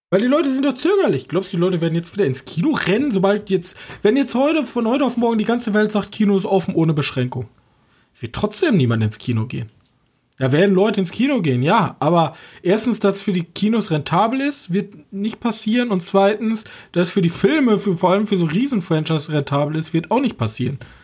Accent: Germany; ich als Deutscher jetzt mit meinem jetzigen Mindset in Deutschland

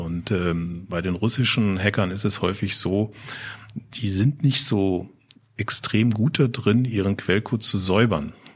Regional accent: Offenbach am Main, Hesse, Germany; ich komme aus Offenbach

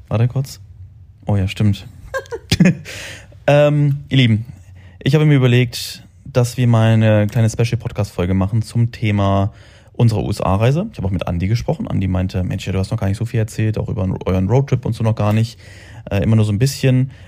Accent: Braunschweig, Lower Saxony, Germany; moved away as an adult; also born or lived in Salzgitter; now in Dubai, United Arab Emirates; Ich bin aus Braunschweig dann irgendwann nach Salzgitter gezogen

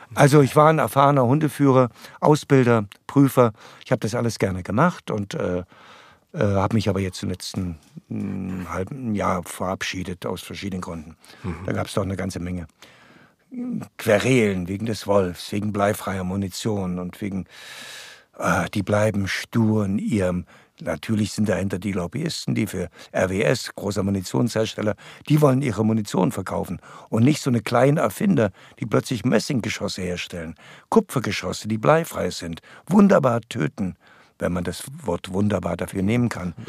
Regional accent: Erlabrunn, Saxony, Germany; also born or lived in Breitenbrunn; da bin ich geboren, beziehungsweise geboren in Erlabrunn in so einer Hütte. Ich bin zu Hause geboren

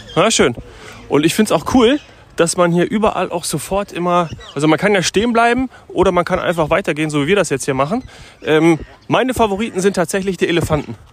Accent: Munich, Bavaria, Germany; ich komme ja gewöhnlich aus München

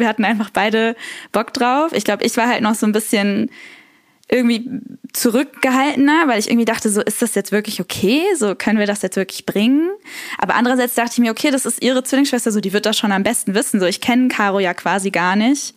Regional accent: Cologne, North Rhine-Westphalia, Germany; Ich bin äh, Kölnerin

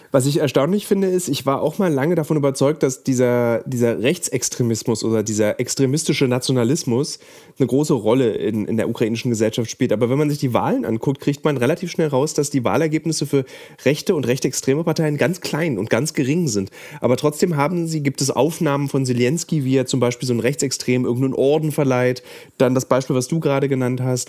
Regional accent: Germany; wir als Deutsche

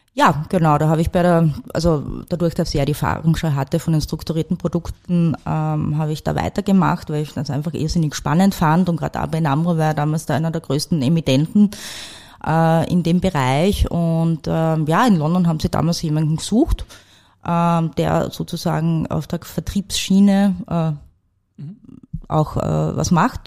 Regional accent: St. Peter am Kammersberg, Styria, Austria; moved away; also born or lived in Salzburg / Frankfurt; Ich bin im Bezirk Mura aufgewachsen, in einem kleinen Ort namens St. Peter am Kammersberg

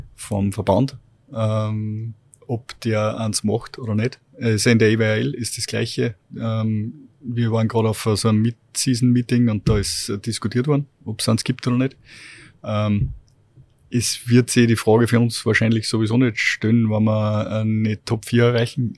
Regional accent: Steyr, Upper Austria, Austria; ich bin damals in Steyr schon äh, mit meinen Eltern äh, am, am Eislaufplatz runtergegangen

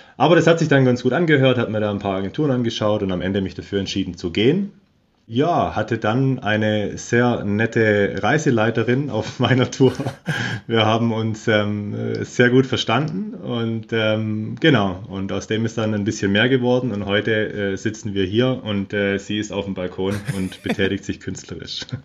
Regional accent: Germany; moved away as an adult; now in Patagonia, Argentina; bei uns in Deutschland

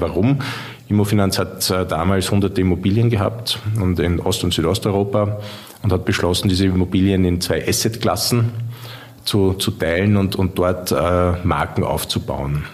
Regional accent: Vienna, Austria; von der Stadt Wien, meiner Heimatstadt

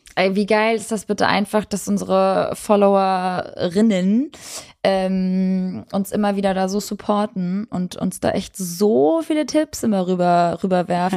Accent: Northern Germany, Germany; Bei uns im Norden

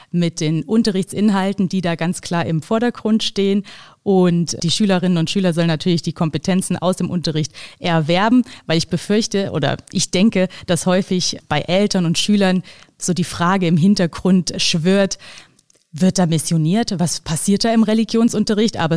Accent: Kassel, Hesse, Germany; now in Vienna, Austria; Also ich komme ursprünglich aus Kassel und äh, mein Mann kommt aber aus Wien und die Familie lebt im Burgenland.

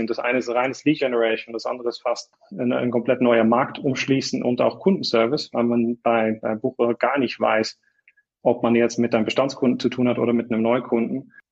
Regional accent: Netherlands; moved away as an adult; also born or lived in Munich, Germany; now in Switzerland; ich, ich komme aus den Niederlanden. Ich bin nach dem Studium bin ich äh, in München gelandet

